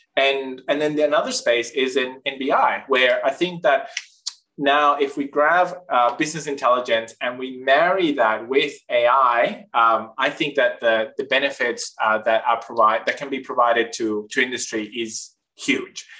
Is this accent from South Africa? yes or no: no; northern Chile, Chile; moved away as an adult; now in Australia; I grew up in Chile, in the north part of Chile, in the driest desert in the world